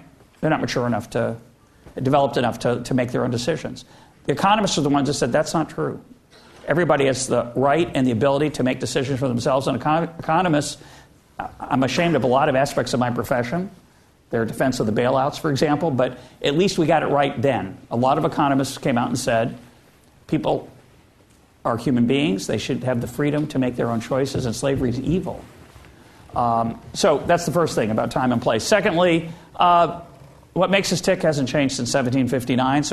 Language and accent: English; United States; I'm speaking now as an American